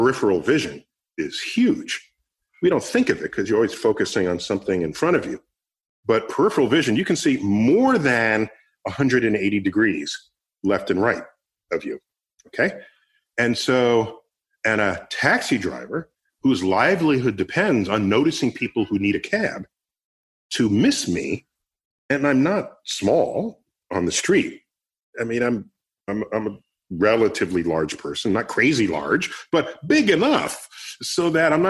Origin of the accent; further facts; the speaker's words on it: New York City, New York, United States; I grew up in the Bronx.